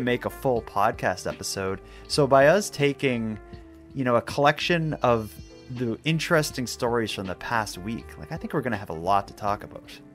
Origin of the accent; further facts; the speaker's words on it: Cape Breton, Nova Scotia, Canada; we're both from Cape Breton